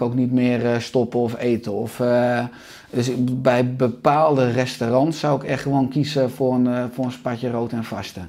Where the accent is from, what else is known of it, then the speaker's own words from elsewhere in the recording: Beverwijk, North Holland, Netherlands; in Beverwijk waar ik opgroeide